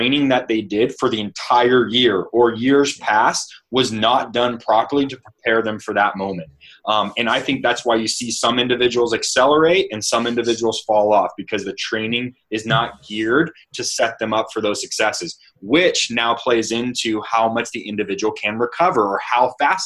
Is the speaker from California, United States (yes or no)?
yes; Stockton, California, United States; I come from Stockton, California